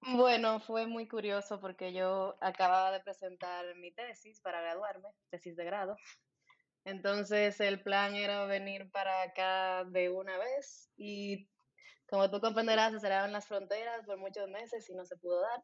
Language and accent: Spanish; Santo Domingo, Distrito Nacional, Dominican Republic; moved away as an adult; now in Berlin, Germany; Soy de Santo Domingo, República Dominicana.